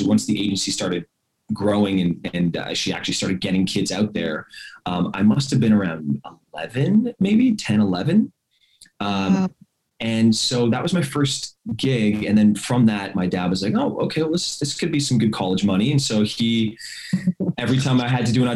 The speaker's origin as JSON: {"language": "English", "town": "Montreal", "region": "Quebec", "country": "Canada", "said": "I'm from Montreal, Canada. So I'm from Montreal"}